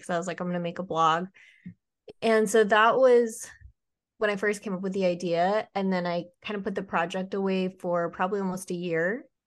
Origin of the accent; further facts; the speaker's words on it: Utah, United States; moved away; also born or lived in Georgia / Charleston; I flew home to Utah